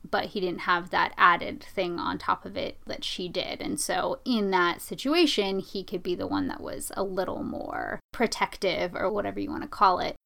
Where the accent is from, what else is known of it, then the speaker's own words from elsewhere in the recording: United States; I didn't have the same types of discrimination against me growing up that a lot of people of Eastern Asian descent have here in this country